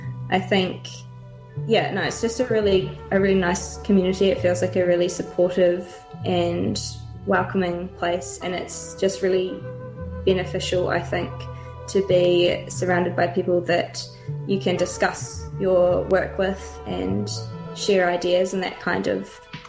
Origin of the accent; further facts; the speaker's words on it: Dunedin, Otago, New Zealand; I'm from Otepoti, Dunedin. I grew up in Anderson's Bay, and I've spent most of my time in Dunedin